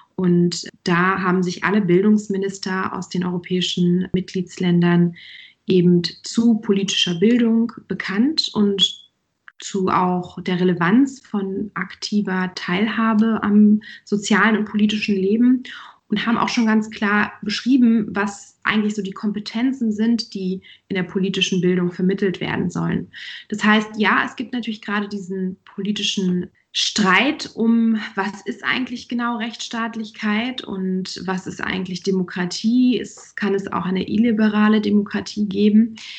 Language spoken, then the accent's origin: German; Germany; bei uns in Deutschland